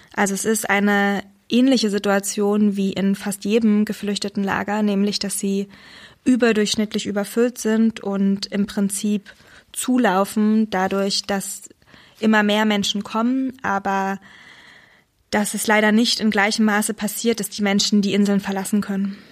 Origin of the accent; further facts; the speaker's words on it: Saxony, Germany; Ich bin in, in Sachsen geboren und aufgewachsen